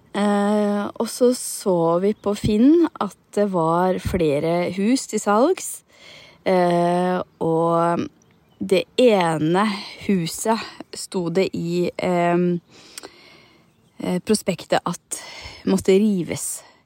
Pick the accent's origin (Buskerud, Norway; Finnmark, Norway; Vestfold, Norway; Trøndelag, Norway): Buskerud, Norway; Hallingdal; now in Nesodden, Norway; jeg er fra Hallingdal og har vokst opp i fjellet